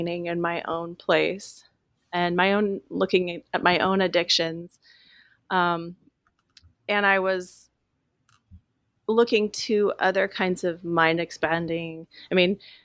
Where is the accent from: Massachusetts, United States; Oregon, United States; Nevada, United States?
Oregon, United States; Willamette Valley; as a teenager growing up in the Willamette Valley